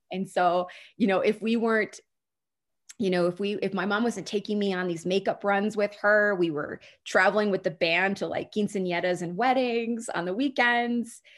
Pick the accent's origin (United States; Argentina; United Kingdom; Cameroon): United States; Holland, Michigan; moved away; also born or lived in New York City / Chicago; my hometown in Michigan, Holland, Michigan